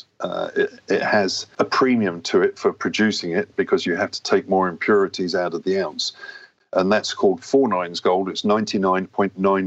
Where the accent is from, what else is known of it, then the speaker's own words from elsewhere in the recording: England, United Kingdom; moved away as an adult; also born or lived in Switzerland; I'm a British guy, born in England